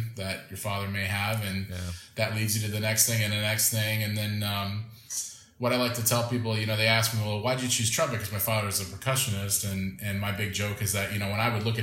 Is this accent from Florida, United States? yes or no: yes; a small town about 2 hours from Orlando, Florida, United States; Disney World in Orlando, Florida, which was about a 2-hour drive from my hometown